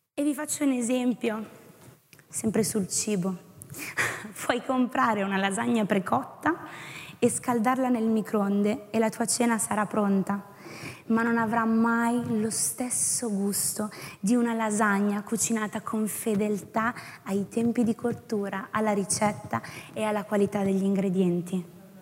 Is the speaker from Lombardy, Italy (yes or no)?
no; Tuscany, Italy; sono toscana